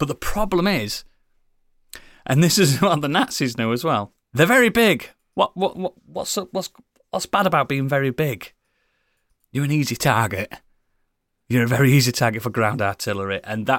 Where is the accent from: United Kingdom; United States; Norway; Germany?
United Kingdom; especially for us being British